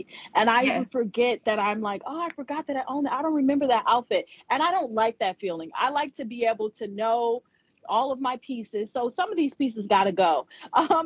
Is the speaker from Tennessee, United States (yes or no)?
no; Ohio, United States; moved away; also born or lived in New York City; I'm from Ohio, the state of Ohio here in America